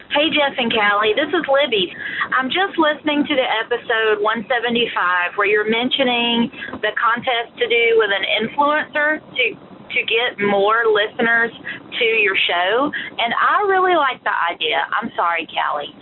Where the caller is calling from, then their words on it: U.S. Virgin Islands; I'm calling from Saint Croix in the U S Virgin Islands